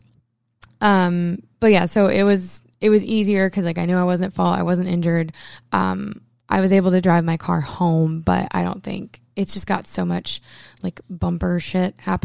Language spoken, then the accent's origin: English; Maine, United States; I'm from Maine.